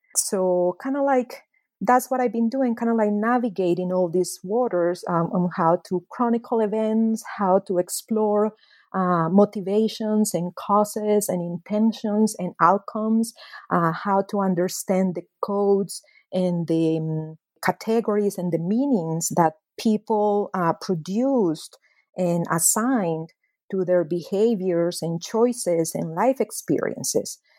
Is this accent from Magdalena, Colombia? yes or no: no; Medellín, Antioquia, Colombia; moved away; I was born and raised at a very dramatic moment in the history of my hometown, Medellin, Colombia